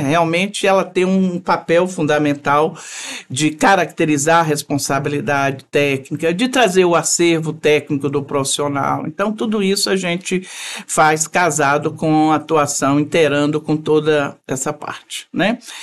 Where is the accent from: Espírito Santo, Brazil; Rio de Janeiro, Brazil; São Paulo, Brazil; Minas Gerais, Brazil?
Espírito Santo, Brazil; moved away as an adult; also born or lived in Vitória; now in Brasília, Brazil; eu sou formada em Vitória, sou capixaba, formada em Vitória. Mas em menos de dois meses de formada, eu fui para Brasília e fiz toda a minha vida profissional lá